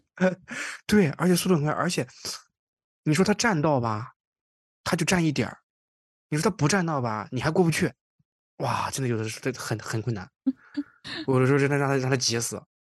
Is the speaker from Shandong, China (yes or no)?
yes; Qingdao, Shandong, China; now in Toronto, Canada; 我因为我是青岛人嘛，在青岛其实还好，因为青岛骑自行车的人比较少